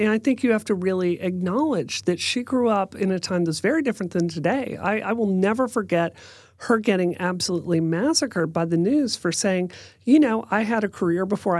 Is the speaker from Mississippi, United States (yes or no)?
yes; Mississippi, United States; born or raised there; moved away as an adult; also born or lived in West Virginia / Washington, D.C.